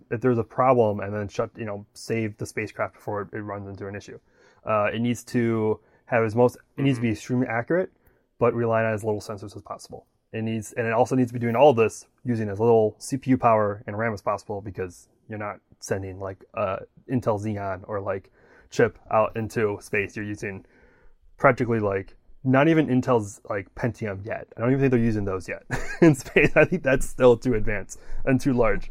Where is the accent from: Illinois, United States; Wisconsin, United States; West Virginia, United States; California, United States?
Wisconsin, United States; now in Florida, United States; growing up in Wisconsin